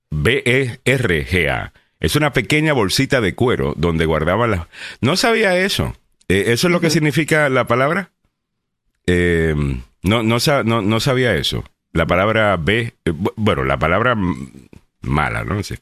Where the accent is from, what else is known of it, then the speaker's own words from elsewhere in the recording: Peru; Yo también soy peruana.